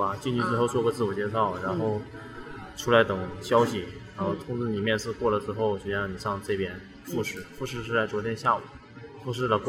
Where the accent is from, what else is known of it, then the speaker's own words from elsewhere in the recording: Shenyang, Liaoning, China; 来自辽宁，在来来自辽宁沈阳，